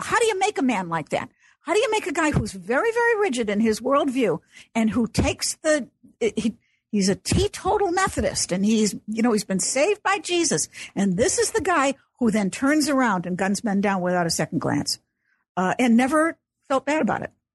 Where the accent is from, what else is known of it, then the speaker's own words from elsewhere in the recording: Chicago, Illinois, United States; I grew up in Chicago, so I'm an Illinois girl